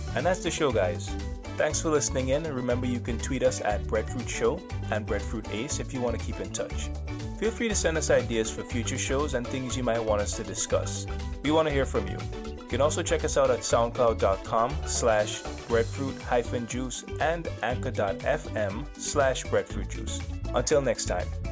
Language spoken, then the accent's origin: English; Guyana; when I was a child growing up in Guyana